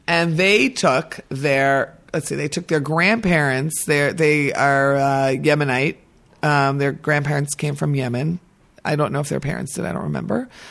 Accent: New York, United States; now in Israel; I'm an American and I'm a former New Yorker

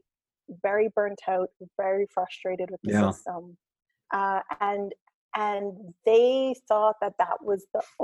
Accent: Cayman Islands; also born or lived in Canada / Ireland; my family moved to the Cayman Islands. And that's where I kind of grew up. It's where I consider home.

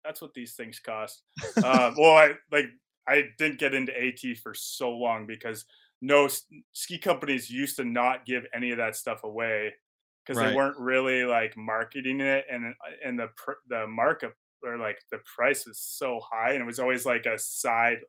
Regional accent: Stowe, Vermont, United States; also born or lived in Maple Falls, Washington; now in Bozeman, United States; was born and raised in Stowe, Vermont

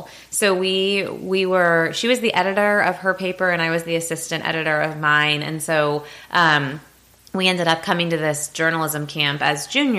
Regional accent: Dayton, Ohio, United States; I'm from Ohio. Yep. I'm from Dayton, Ohio. A suburb, right outside of Dayton.

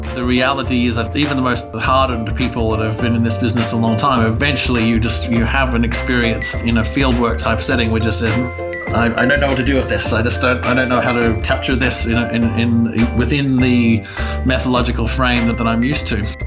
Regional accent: Australia; moved away as an adult; also born or lived in United States; I grew up in Australia

